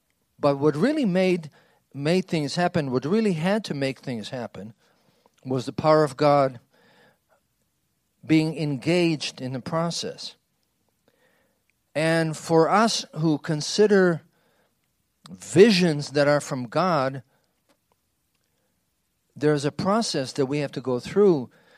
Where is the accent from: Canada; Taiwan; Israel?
Israel; But when I grew up in Israel, Hebrew was the current language.